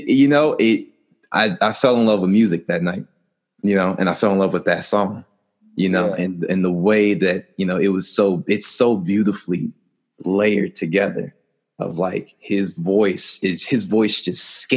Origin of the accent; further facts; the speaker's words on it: New Jersey, United States; We grew up in Jersey